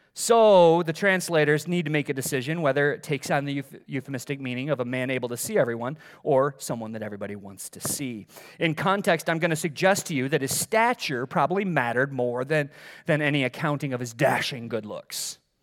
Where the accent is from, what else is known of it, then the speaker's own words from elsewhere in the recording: Middleville, Michigan, United States; moved away; I grew up in Middleville